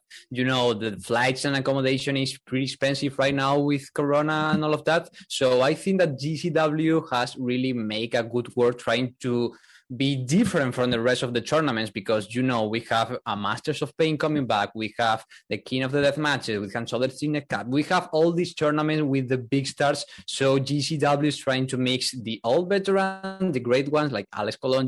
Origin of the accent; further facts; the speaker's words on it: Spain; English is a second language; moved away as an adult; now in Vienna, Austria; I'm from Spain, now located in Vienna because of, you know, work, but I'm from Spain